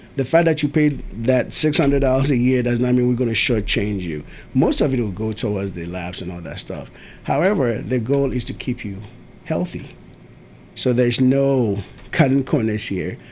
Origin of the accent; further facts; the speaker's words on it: Ghana; also born or lived in Tennessee; now in Murfreesboro, United States; I am from Ghana. We moved here somewhere in 19 early 90s, I think 94, 95